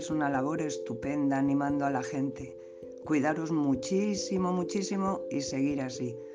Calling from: El Puerto de Santa María, Andalusia, Spain; Os escucho, fijaros, desde el puerto de Santa María, en Cádiz.

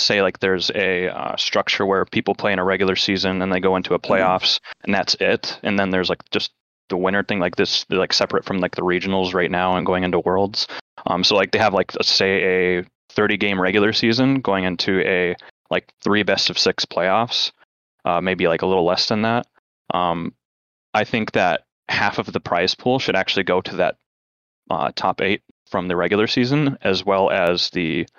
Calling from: Oregon, United States; Calling from Oregon again.

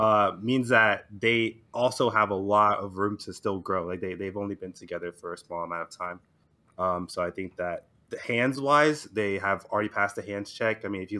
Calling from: Houston, Texas, United States; Houston, Texas.

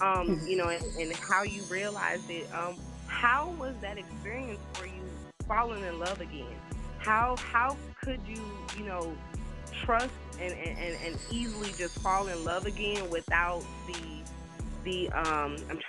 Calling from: Atlanta, Georgia, United States; I am calling from Atlanta, Georgia.

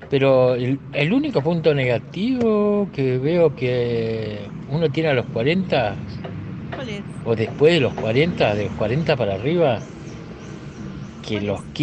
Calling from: Benavides, Buenos Aires Province, Argentina; de Benavides.

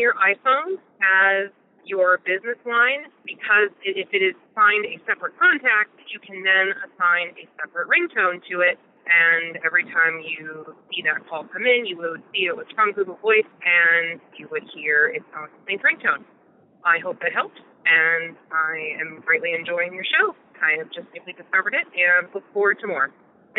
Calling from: Richwood, Ohio, United States; I'm calling from Richwood, Ohio.

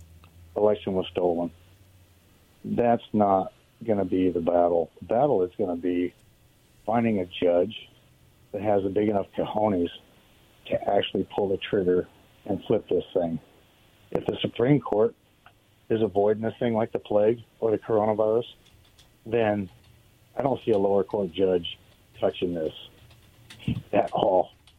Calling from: Richland, Washington, United States; Hey, guys. … from Richland.

